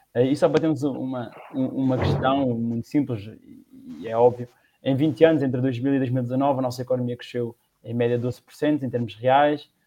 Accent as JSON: {"language": "Portuguese", "town": "Batalha", "region": "Leiria District", "country": "Portugal", "also_born_or_lived": "Lisbon", "said": "sou da Batalha e neste momento trabalho em Lisboa"}